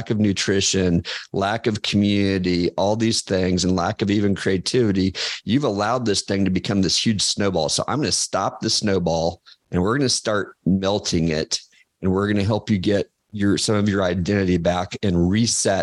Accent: Kansas, United States; moved away; also born or lived in Georgia / Chicago; I'm from Kansas, and I'd been in Georgia.

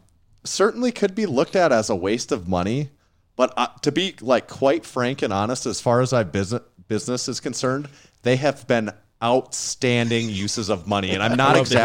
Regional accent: South Dakota, United States; There's still one up in our we're from Western, Northeast, South Dakota. We still have one up in our town right now.

